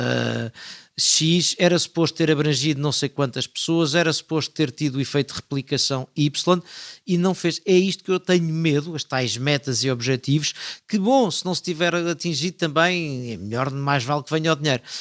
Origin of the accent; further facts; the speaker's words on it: Portugal; a minha atitude é, eu estou cá para fiscalizar, mas sou português